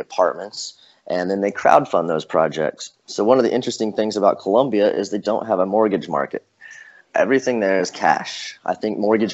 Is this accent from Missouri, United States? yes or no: yes; Ozark Mountains, Missouri, United States; also born or lived in Joplin, Missouri / Springfield, Missouri; I'm from the Ozark Mountains